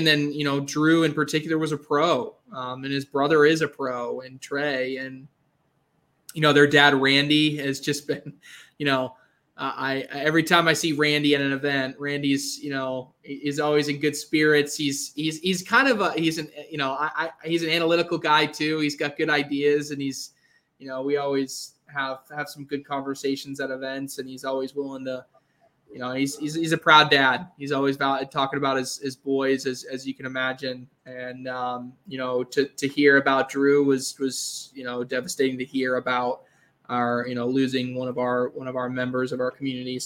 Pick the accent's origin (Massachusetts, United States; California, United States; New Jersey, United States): Massachusetts, United States; I'm from Massachusetts, which isn't Maine, but I took trips up to Maine on weekends as a kid